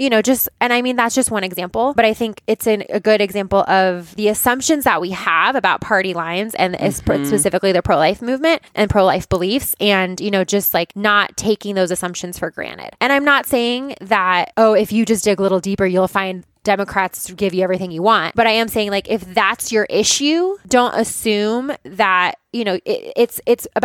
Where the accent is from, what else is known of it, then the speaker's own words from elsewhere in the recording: Boulder, Colorado, United States; And I grew up in Boulder, in a liberal town.